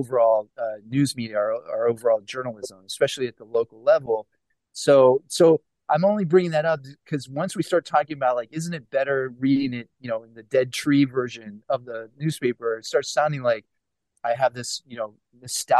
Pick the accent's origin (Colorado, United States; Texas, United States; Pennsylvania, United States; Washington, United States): Pennsylvania, United States; Pittsburgh; moved away; I'm originally from Pittsburgh